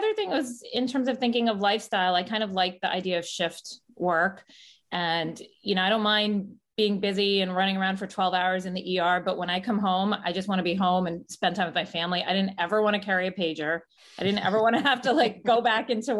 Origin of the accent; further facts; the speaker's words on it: New York, United States; moved away as an adult; now in Fort Lauderdale, United States; I'm from New York, but I moved to Fort Lauderdale, Florida 8 years ago